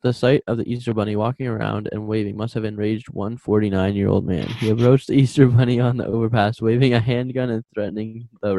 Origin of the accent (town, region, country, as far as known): Canada